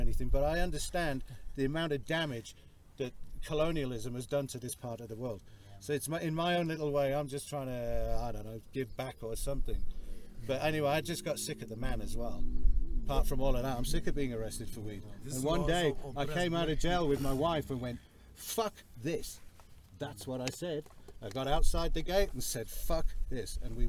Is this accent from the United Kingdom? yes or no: yes; England, United Kingdom; now in South Africa; I'm from England.